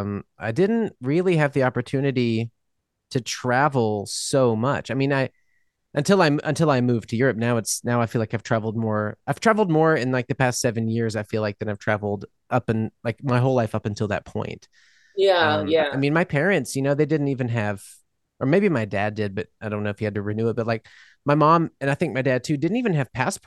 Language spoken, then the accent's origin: English; Mississippi, New Orleans, the South, United States; moved away as an adult; now in Germany; I was born in Mississippi and yeah. And then we lived in New Orleans for a long time.